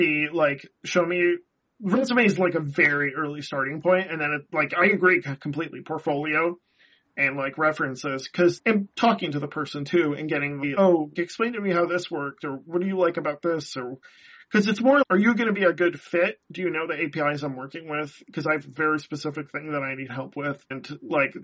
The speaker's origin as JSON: {"language": "English", "region": "Midwest", "country": "United States", "said": "I'm from the Midwest. Yeah. I'm in the Midwest."}